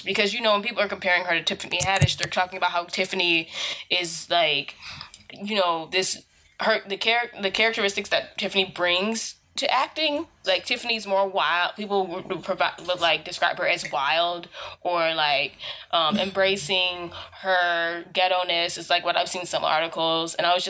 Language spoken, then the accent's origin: English; United States; someone who's been born and raised in America